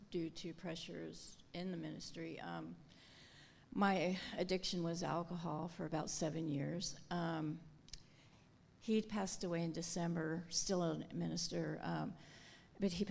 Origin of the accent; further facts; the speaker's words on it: Longview, Washington, United States; I'm from Longview, Washington.